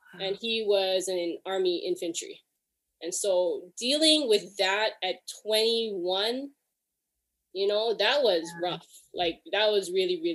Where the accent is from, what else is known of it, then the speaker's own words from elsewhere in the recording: Hawaii, United States; now in Alameda, United States; I'm originally from Hawaii. I currently live in Alameda, California